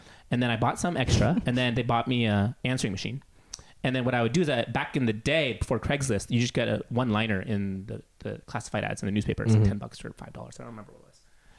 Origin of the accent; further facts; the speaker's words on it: Seattle, Washington, United States; I grew up in Seattle in the 90s